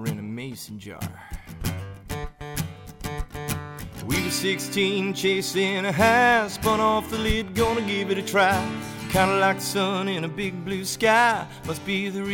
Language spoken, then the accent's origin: English; Massachusetts, United States; also born or lived in Oklahoma / Alaska; I'm from Oklahoma originally, grew up in Alaska, and then Massachusetts